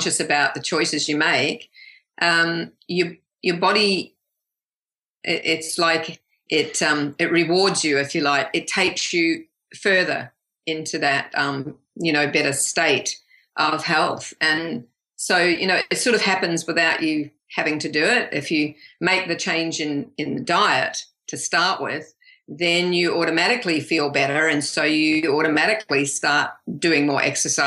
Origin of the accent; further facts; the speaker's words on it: New Zealand; moved away as an adult; also born or lived in Canada; now in Australia; we're originally from New Zealand